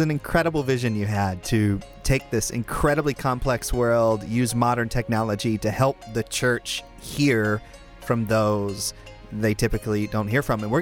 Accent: United States; accent: American English; I'm a minority, okay? I'm, I'm an American English speaker.

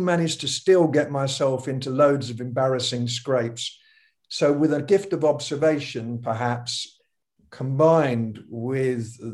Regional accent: United Kingdom; being British

